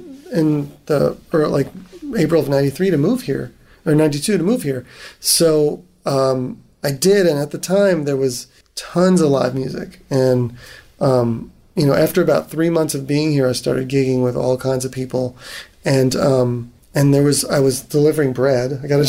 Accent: East Coast, United States; You know, I grew up on the East Coast.

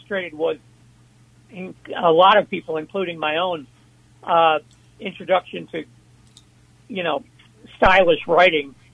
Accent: Worcester, Massachusetts, United States; It was a startup, which was a startup in my hometown

